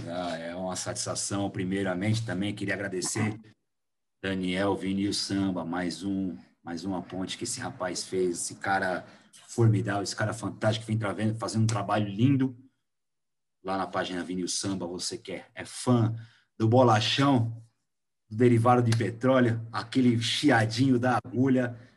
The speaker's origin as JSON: {"language": "Portuguese", "area": "Vila Maria", "region": "São Paulo", "country": "Brazil"}